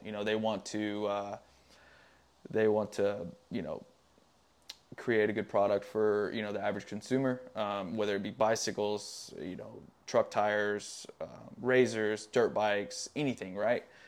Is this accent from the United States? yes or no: yes; Tennessee, United States; moved away as an adult; it's a great place to grow up. I grew up in the middle of nowhere, super small town